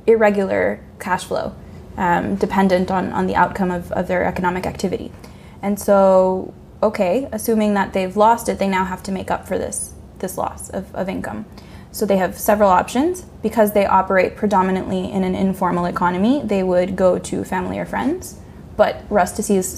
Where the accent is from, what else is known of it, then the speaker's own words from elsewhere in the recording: Honduras; moved away; my home country, Honduras